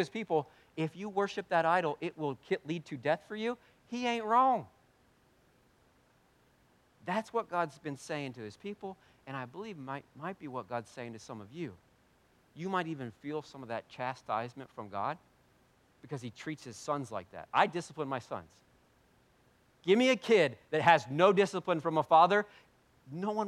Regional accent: United States; we're very American, pretty white

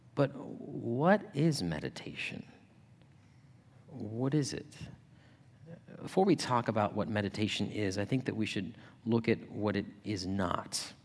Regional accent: Yuma, Arizona, United States; now in Ohio, United States; my hometown of Yuma

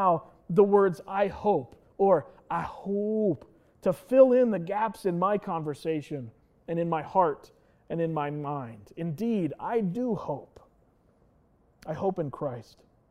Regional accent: Lancaster County, Pennsylvania, United States; I was born and raised in Lancaster County

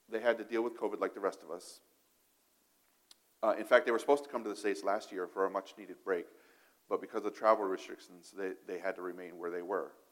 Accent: Niger; I, I, can't speak for other countries because I grew up in Africa, but in, in Niger, uh, this, the state language is French, right?

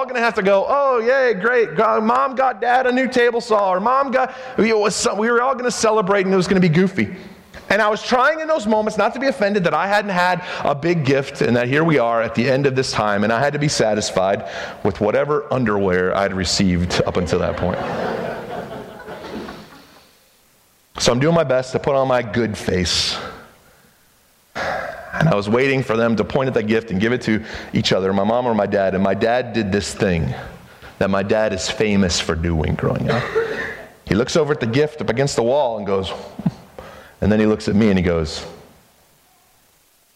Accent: Spartanburg, South Carolina, United States; I was growing up in South Carolina, Spartanburg, South Carolina

